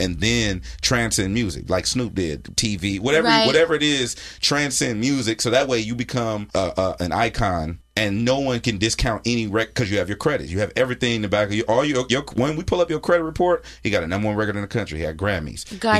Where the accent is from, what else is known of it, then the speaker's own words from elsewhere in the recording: Carson, California, United States; me and Chuck from Carson.